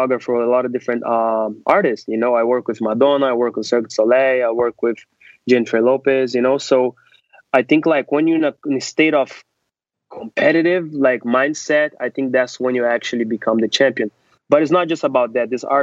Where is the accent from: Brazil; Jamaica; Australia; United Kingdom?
Brazil; now in New York City, United States; I'm originally from Brazil. I started doing Brazilian martial arts called capoeira, which is a Brazilian holistic approach to art form. So I was 3 years old.